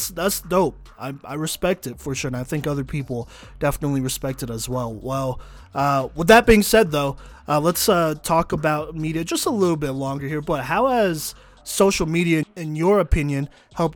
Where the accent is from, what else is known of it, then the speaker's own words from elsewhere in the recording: Texas, United States; I'm from Texas